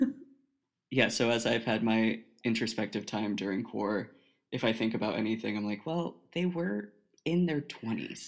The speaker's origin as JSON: {"language": "English", "region": "Oregon", "country": "United States", "moved": "as an adult", "said": "I'm from Oregon, all the way on the left coast."}